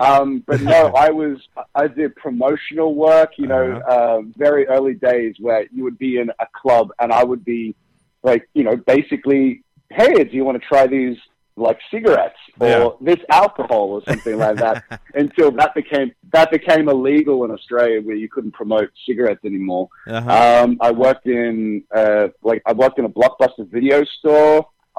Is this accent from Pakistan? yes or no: no; United Kingdom; now in United States; On Days of Our Lives, I'm British, so it's not much of a change for me. But when I first came over to America, I think for 3 months straight, I just started speaking with an American accent.